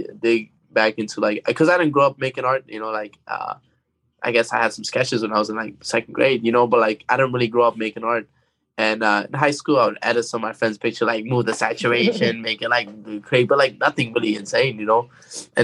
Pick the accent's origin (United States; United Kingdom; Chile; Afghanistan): Afghanistan; moved away; growing up in Afghanistan